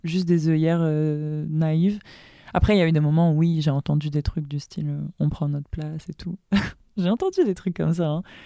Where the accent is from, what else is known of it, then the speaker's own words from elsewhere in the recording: Dakar, Senegal; moved away as an adult; now in France; je suis moi aussi née à Dakar, donc en 99. et j'ai grandi à Dakar